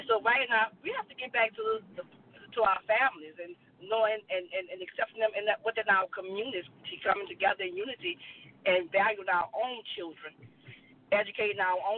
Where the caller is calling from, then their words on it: New Orleans, Louisiana, United States; I'm calling from New Orleans.